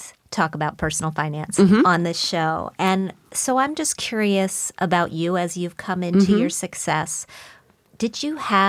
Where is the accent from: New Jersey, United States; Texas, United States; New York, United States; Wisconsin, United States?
Wisconsin, United States; As did I. Grew up in Wisconsin.